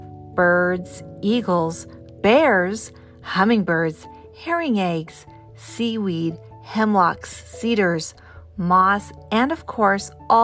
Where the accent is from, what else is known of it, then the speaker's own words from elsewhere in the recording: Pacific Northwest, United States; I grew up in the Pacific Northwest